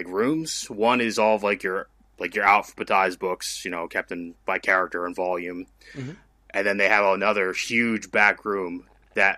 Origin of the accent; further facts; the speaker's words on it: Reading, Pennsylvania, United States; I'm from Reading, Pennsylvania, which is to about an hour northwest of Philadelphia